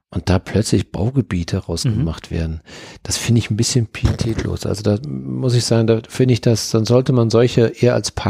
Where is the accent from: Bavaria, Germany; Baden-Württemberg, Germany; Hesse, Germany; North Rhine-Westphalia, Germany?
North Rhine-Westphalia, Germany; Dortmund; ich komme ja nun aus Dortmund und wir haben auf dem Hauptfriedhof waren wir Kinder, da waren wir als Kinder, waren wir Schlitten fahren, weil dort waren die schönsten Hügel.